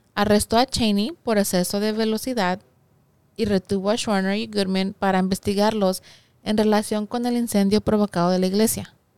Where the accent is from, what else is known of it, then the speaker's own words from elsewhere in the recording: Mexico; soy mexicana